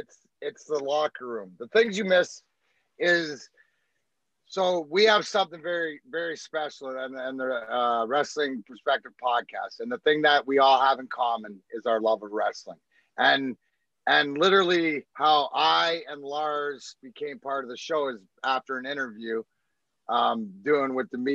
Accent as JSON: {"language": "English", "region": "Scotland", "country": "United Kingdom", "said": "He's got what you want when you're from, like when you're Scottish, like me"}